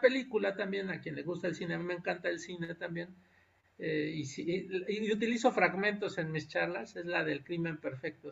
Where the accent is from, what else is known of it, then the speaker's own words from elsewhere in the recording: Texcoco, State of Mexico, Mexico; moved away as an adult; Yo soy originario de allá, yo crecí en Texcoco, crecí en un pueblo de, cercano al municipio de Texcoco